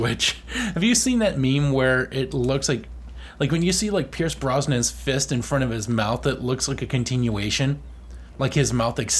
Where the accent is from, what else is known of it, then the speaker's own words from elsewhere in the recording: Canada; we're Canadian.